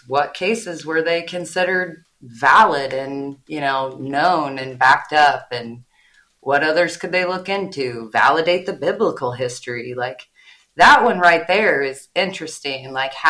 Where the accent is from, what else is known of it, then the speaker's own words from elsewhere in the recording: Midwest, United States; I'm from the Midwest. I say everybody's name wrong.